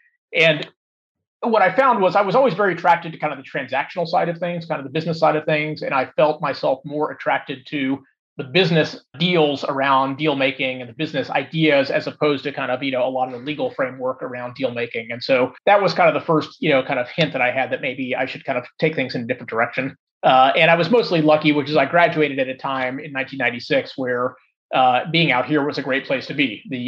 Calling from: Los Gatos, California, United States; I'm actually sitting in Los Gatos, which is where my house is.

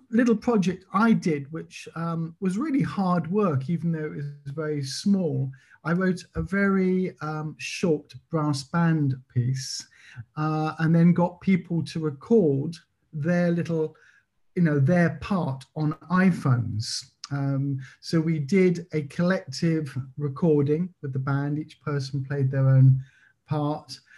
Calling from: Belgium; I live in Belgium. I'm talking from Belgium near France at the moment

